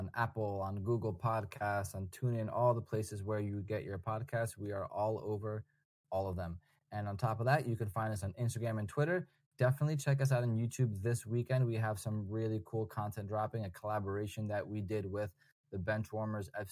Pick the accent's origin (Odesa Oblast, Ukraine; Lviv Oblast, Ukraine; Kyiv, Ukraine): Lviv Oblast, Ukraine; Lviv; moved away; Karpaty Lviv, which is my hometown team from Ukraine